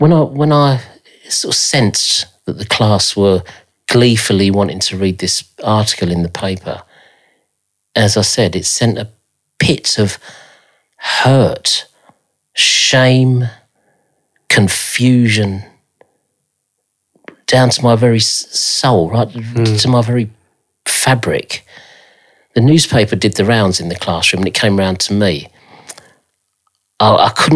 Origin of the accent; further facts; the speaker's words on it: London, United Kingdom; I grew up in Stockwell